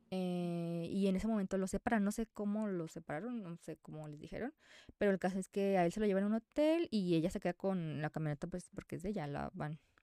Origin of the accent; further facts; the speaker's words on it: Mexico; soy mexicana